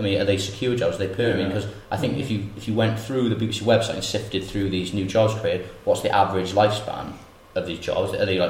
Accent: Porthcawl, Wales, United Kingdom; I'm from Porthcawl

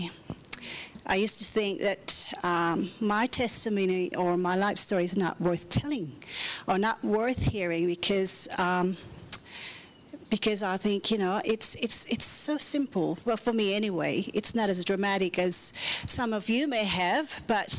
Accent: Manila, Metro Manila, Philippines; now in Perth, Australia; I grew up and born in Manila, Philippines

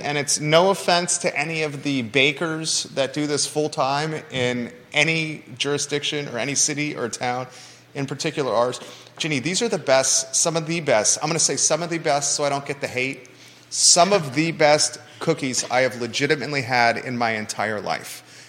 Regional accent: Tidewater, Virginia, United States; born or raised there; now in Keswick, United States

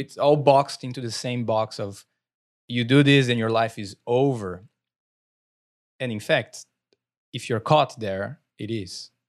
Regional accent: Brazil; accent: Brazilian; moved away; growing up in Brazil

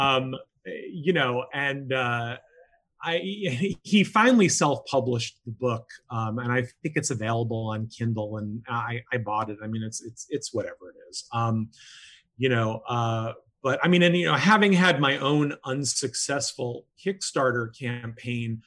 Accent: Florida, United States; moved away; I'm originally from Florida

